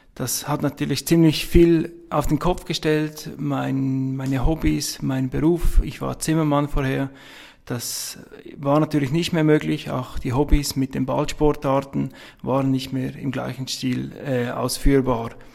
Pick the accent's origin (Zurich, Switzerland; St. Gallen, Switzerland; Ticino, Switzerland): St. Gallen, Switzerland; Abtwil; accent: Swiss; Ich bin Schweizer, das hört man wohl. Ich komme aus der Nähe von St. Gallen, aus Abtwil